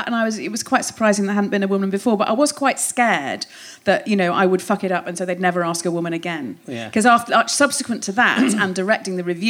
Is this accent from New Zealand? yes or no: no; Hoylake, North West England, United Kingdom; I grew up in Hoylake, yes, in the northwest on the Wirral